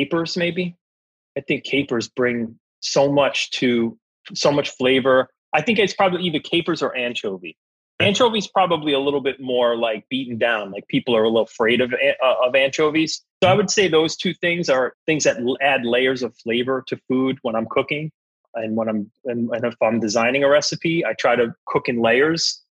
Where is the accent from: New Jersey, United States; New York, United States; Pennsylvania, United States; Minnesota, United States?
New York, United States; New York City; accent: heavy New York accent; And I felt like as an Italian American, second generation, growing up in New York, in the boroughs, used to formerly having a very heavy accent, I felt like there were times when I was underestimated